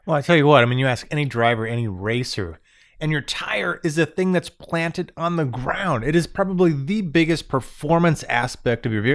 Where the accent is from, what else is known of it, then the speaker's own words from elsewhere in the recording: Florida, United States; moved away as an adult; now in Michigan, United States; Born and raised in Florida my whole life, I moved up to Michigan.